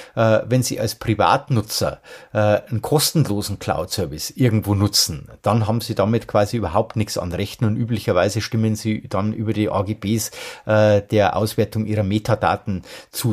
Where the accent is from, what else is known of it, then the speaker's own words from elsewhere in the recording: Germany; bei uns in Deutschland